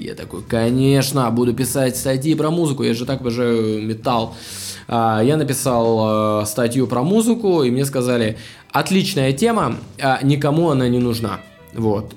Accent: Anapa, Krasnodar Krai, Russia; moved away; я сам анапчанин, я с Кубани, из маленького города

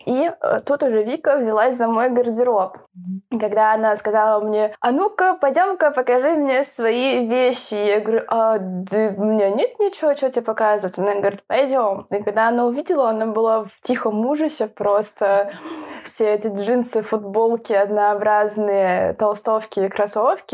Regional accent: Moscow, Russia; я из Москвы

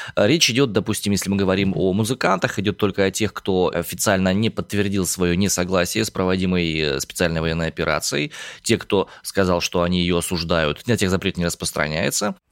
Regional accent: Omsk, Omsk Oblast, Russia; я родом из Омска

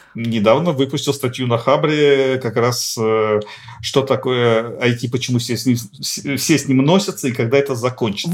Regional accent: Nizhny Novgorod, Nizhny Novgorod Oblast, Russia; Нижний Новгород, откуда я родом

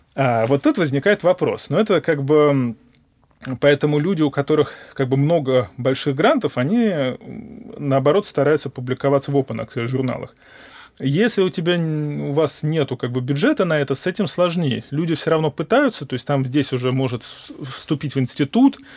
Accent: Moscow, Russia; я москвич, гипотетически я могу хотя бы жить у родителей и есть у них

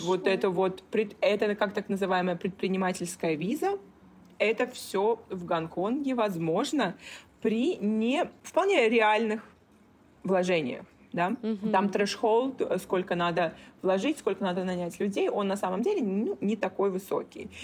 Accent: Kaliningrad, Kaliningrad Oblast, Russia; moved away as an adult; also born or lived in Italy / Czech Republic / Hong Kong; now in Singapore; Росла, да, я росла в Калининграде

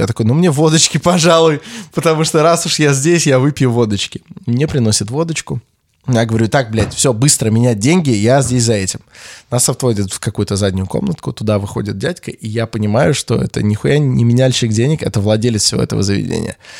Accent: Russia; мы из России

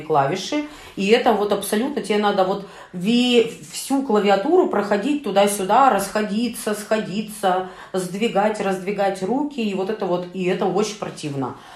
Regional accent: Urals, Russia; Мы, уральцы

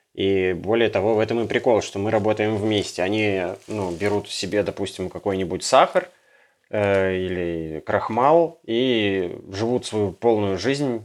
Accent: Yekaterinburg, Sverdlovsk Oblast, Russia; moved away; мы с Урала, из Екатеринбурга.

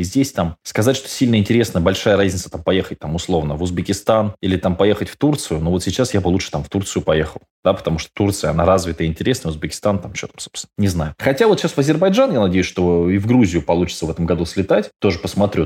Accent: Vorkuta, Komi Republic, Russia; moved away; Воркута — это ж мой родной город

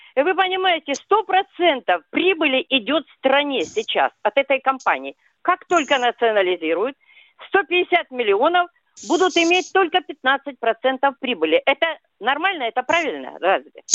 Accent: Krasnodar Krai, Russia; Я сама выросла на Кубани

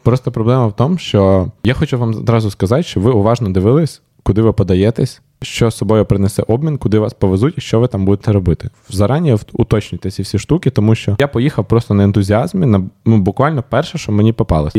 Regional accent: Ukraine; ми з України

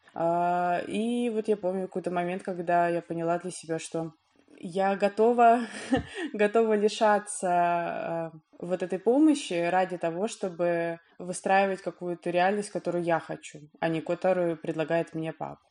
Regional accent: Dubna, Moscow Oblast, Russia; я не из Москвы, я вот в Дубне живу и жила.

